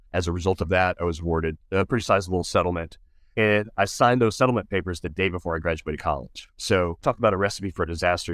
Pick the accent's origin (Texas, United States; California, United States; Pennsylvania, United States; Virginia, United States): Texas, United States; San Antonio; I grew up in San Antonio, Texas, and had everything I needed